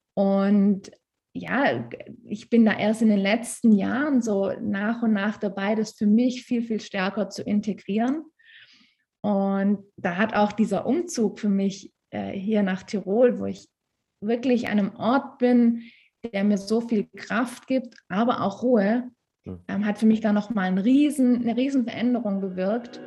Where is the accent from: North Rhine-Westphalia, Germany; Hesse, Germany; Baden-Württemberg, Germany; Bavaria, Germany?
Baden-Württemberg, Germany; Stuttgart area; moved away as an adult; now in Tyrol, Austria; ich komme ursprünglich aus der Stuttgarter Ecke. Ein kleines bisschen hört man das manchmal.